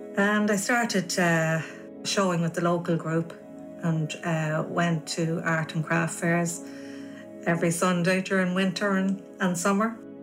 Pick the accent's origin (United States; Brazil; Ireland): Ireland; Navan, Leinster; born or raised there